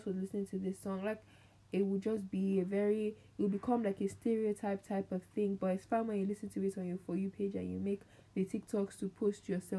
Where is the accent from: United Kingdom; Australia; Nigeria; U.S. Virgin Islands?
Nigeria; because we're Nigerian.